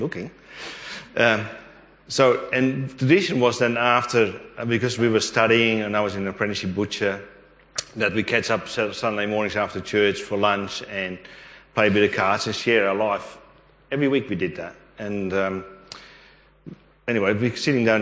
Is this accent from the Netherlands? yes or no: yes; Netherlands; now in Australia; I grew up in Holland